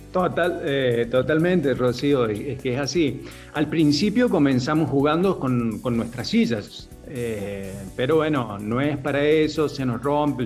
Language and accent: Spanish; interior of San Luis, Argentina; also born or lived in Córdoba; now in San Luis, Argentina; yo soy en realidad del interior de San Luis